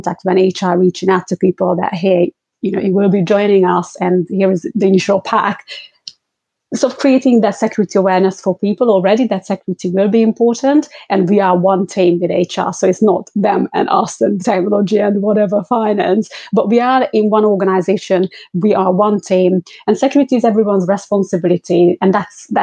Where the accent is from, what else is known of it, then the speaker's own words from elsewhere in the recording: London, United Kingdom; I'm from London